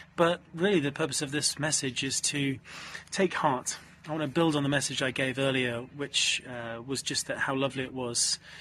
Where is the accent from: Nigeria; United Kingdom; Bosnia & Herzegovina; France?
United Kingdom; as a British man